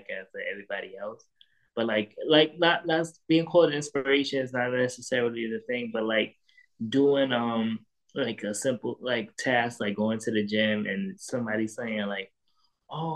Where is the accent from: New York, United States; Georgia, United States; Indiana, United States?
New York, United States; New York City; also born or lived in Queens, New York / Brooklyn, New York; I was born and raised in Harlem, New York. I was born in Harlem Hospital